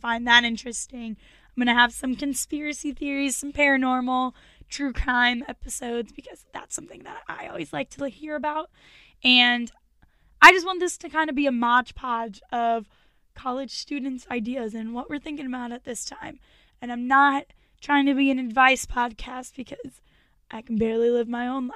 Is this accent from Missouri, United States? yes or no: yes; St. Louis, Missouri, United States; I'm from St. Louis, Missouri.